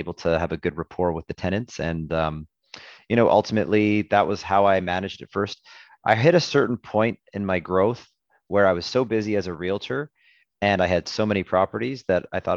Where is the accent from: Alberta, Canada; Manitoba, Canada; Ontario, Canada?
Alberta, Canada; Edmonton; I'm born and raised in Edmonton